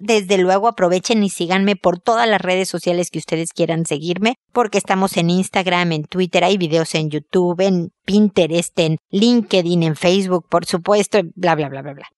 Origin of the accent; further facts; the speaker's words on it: Mexico; moved away as an adult; now in Chile; estos dos países que quiero muchísimo porque es donde, bueno, nací uno y crecí y me casé y tuve hijos y demás. Es mi gran amor, mi patria querida